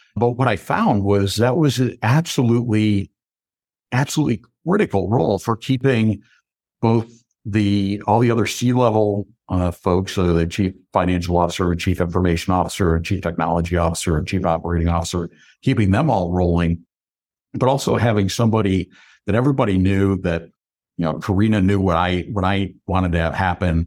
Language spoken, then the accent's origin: English; Binghamton, New York, United States; accent: New York; also born or lived in Syracuse, New York; I grew up in the Binghamton area